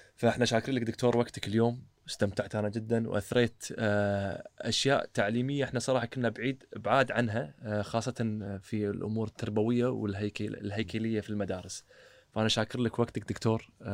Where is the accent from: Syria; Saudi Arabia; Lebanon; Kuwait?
Kuwait; احنا كويتيين